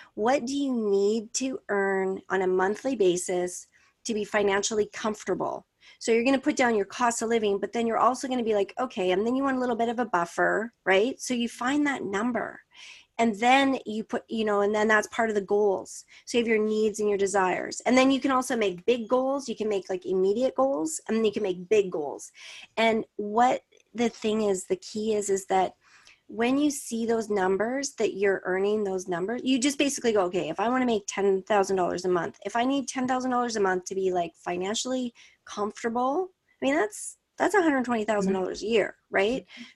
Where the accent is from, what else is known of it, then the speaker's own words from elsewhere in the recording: Canada; I'm Canadian